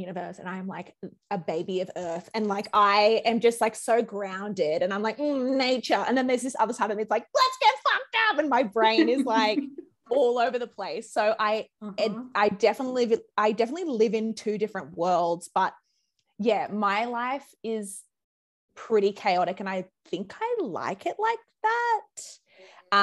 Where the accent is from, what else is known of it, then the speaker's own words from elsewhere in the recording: Brisbane, Queensland, Australia; moved away as an adult; now in Sydney, Australia; I moved here from Brizzy. I'm a Brisbane girl originally